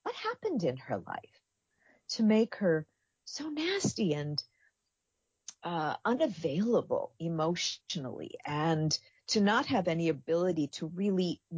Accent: Minneapolis, Minnesota, United States; I was raised in the Twin Cities

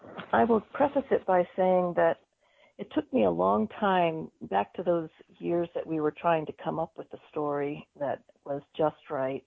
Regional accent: Mississippi, United States; I'm from there as well. My parents are from Mississippi

